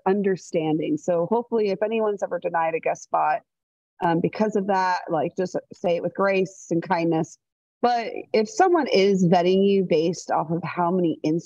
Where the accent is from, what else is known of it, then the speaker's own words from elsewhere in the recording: St. Petersburg, Florida, United States; I grew up in the St. Pete area included Tampa Bay and even some of Orlando and Clearwater